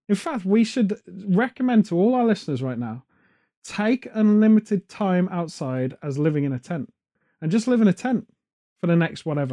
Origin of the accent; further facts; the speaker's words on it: United Kingdom; as British people